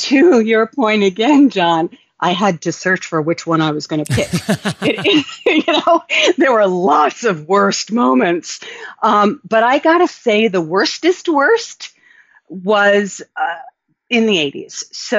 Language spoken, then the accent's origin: English; New York City, New York, United States; So I grew up in New York City